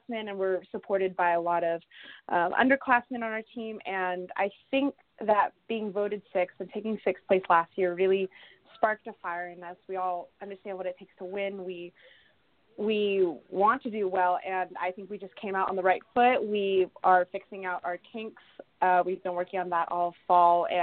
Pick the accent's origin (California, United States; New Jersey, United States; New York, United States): California, United States; Southern; moved away as an adult; now in Lacey, United States; I'm obviously from Southern California